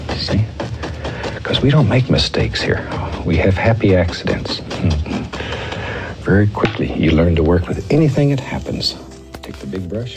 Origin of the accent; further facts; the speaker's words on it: Alaska, United States; the mountains that I grew up with in Alaska